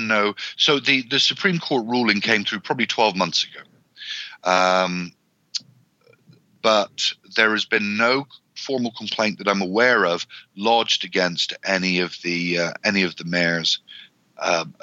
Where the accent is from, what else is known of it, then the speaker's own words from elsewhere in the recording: Canada; also born or lived in near Edmonton, Alberta; as a Canadian